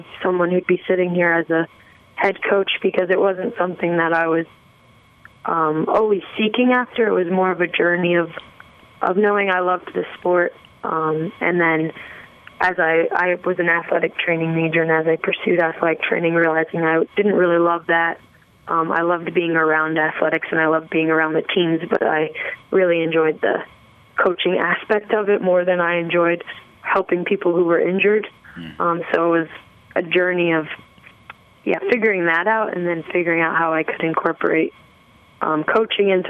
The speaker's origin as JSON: {"language": "English", "region": "New Jersey", "country": "United States", "tie": "born or raised there", "said": "I grew up in New Jersey"}